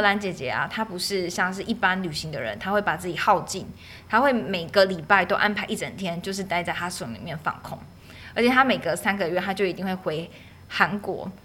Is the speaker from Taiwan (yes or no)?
yes; Taiwan; 记忆我的家乡或是记忆台湾